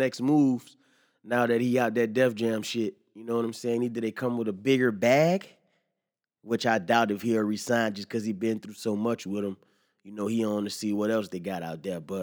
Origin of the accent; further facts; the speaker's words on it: the South, United States; I'm from the South